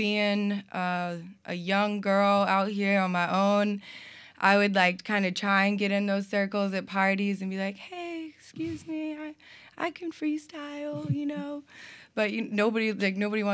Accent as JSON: {"language": "English", "region": "North Carolina", "country": "United States", "also_born_or_lived": "Vermont", "moved": "as an adult", "lives_now": "Burlington, United States", "said": "I'm from North Carolina"}